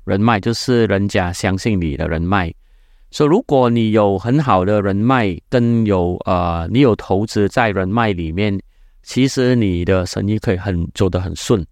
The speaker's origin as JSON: {"language": "Chinese", "country": "Malaysia", "said": "我是马来西亚的人"}